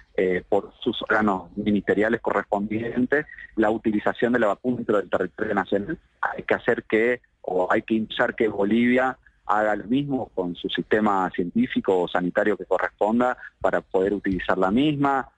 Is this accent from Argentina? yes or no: yes; Argentina; como argentinos y argentinas